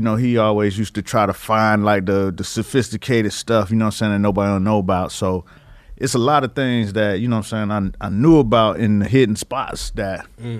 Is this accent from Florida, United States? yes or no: yes; Miami, Florida, United States; I'm from Miami, right?